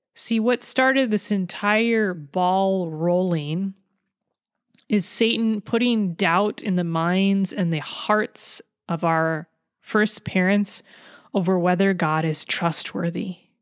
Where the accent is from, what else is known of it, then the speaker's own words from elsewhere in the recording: California, United States; I'm from California